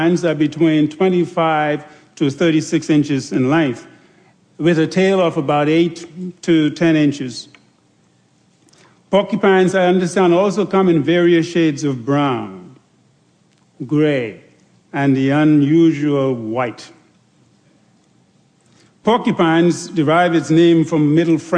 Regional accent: Andros, Bahamas; growing up on Andros

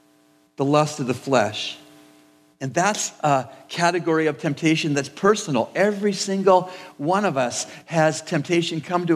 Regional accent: Canada; I was born and raised in Canada

